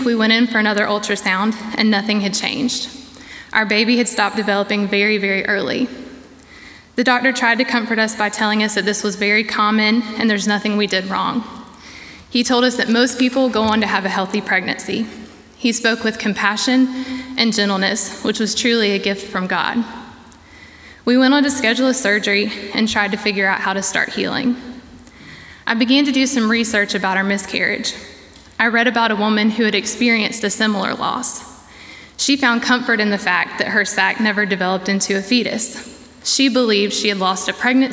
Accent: Savannah, Georgia, United States; moved away as an adult; now in Boiling Springs, United States; I'm originally from Savannah, Georgia

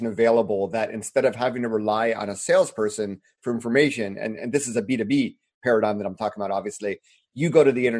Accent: United States; moved away as an adult; also born or lived in China / Japan; being an American

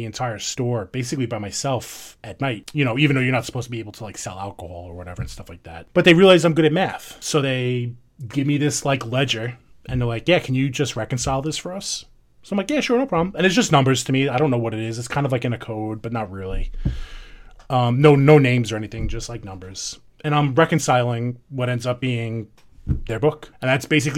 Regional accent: New York, United States; accent: New York; everybody can tell from my terrible accent, I'm from New York.

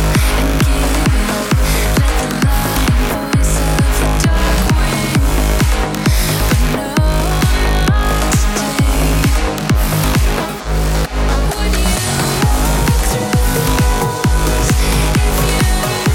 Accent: Lelystad, Flevoland, Netherlands; here in Lelystad, my hometown

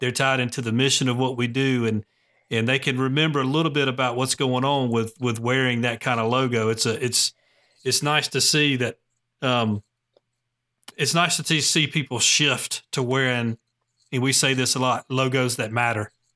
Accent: Gwinnett County, Georgia, United States; now in Cartersville, United States; I'm from Gwinnett County, um, but, you know, living in Cartersville now

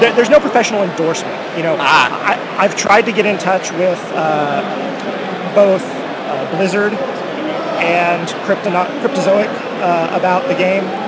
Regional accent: Oklahoma, United States; so I'm from Oklahoma.

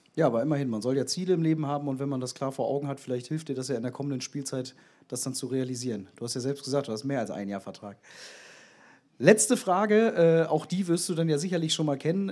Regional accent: Bremen, Germany; now in Bielefeld, Germany; ich komme auch so aus deiner Ecke. Echt? Auch aus Bremen

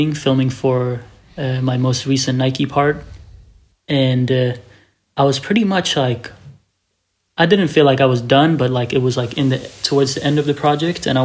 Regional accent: Malmö, Skåne, Sweden; I grew up in Malmo, Sweden

